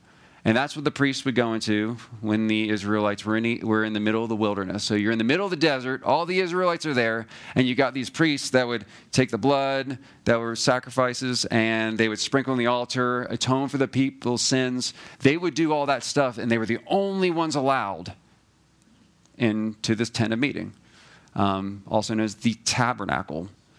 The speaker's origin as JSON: {"language": "English", "region": "Georgia", "country": "United States", "said": "We went to, we're from Georgia"}